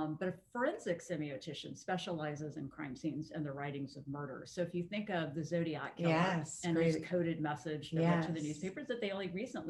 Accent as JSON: {"language": "English", "region": "Colorado", "country": "United States", "said": "I'm from Colorado."}